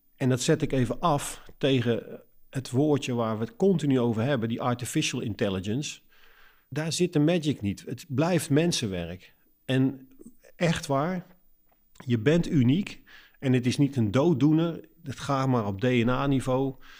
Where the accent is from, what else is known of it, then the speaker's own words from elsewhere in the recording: Netherlands; als Nederlanders zijn we natuurlijk Calvinistisch volkje